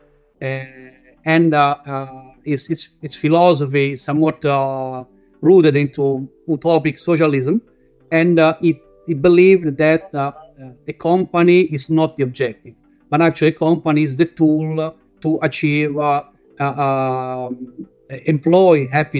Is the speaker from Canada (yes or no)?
no; Italy; accent: Italian; English is a second language; moved away as an adult; now in Melbourne, Australia; Italian, as you can guess from my accent, been in Melbourne since 2006.